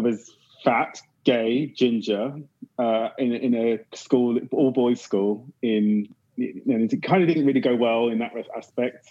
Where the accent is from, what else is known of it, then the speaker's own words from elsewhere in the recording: Windsor, South East England, United Kingdom; accent: British; now in London, United Kingdom; I grew up in Windsor